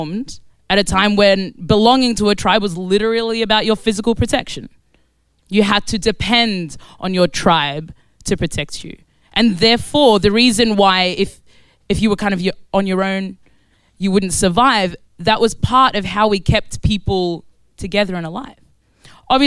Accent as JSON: {"language": "English", "country": "Australia", "tie": "born or raised there", "also_born_or_lived": "Khartoum, Sudan", "moved": "as an adult", "lives_now": "London, United Kingdom", "said": "So I was born in Sudan. I was born in Khartoum, Sudan. And I grew up in Australia, and I now live in East London"}